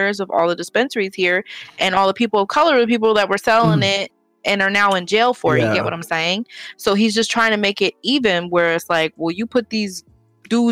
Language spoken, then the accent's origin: English; Michigan, United States; now in Oregon, United States; in my home state of Michigan